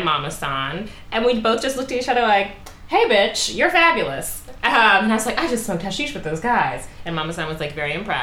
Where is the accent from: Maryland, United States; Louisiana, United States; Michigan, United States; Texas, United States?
Maryland, United States; Baltimore; I'm from Baltimore